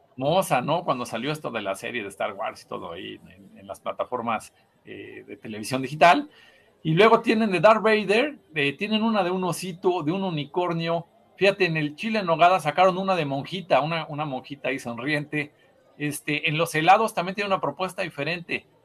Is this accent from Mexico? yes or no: yes; Mexico; nuestro sello como mexicanos